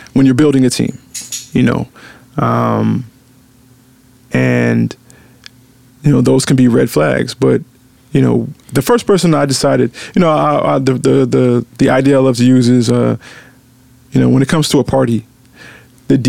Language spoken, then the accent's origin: English; Memphis, Tennessee, United States; I'm from Memphis